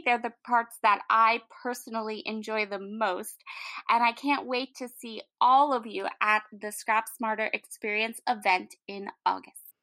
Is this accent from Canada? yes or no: yes; Canada; I'm from Canada